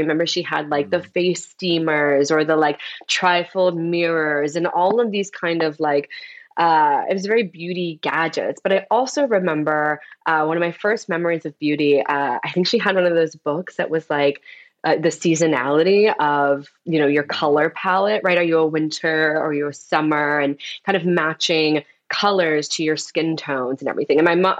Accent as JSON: {"language": "English", "region": "Florida", "country": "United States", "tie": "born or raised there", "also_born_or_lived": "Detroit / Atlanta", "lives_now": "New York, United States", "said": "I was born in Detroit. I moved to Atlanta when I was really young, and I ended up going to school, high school and college in Florida. So I'm totally East Coast."}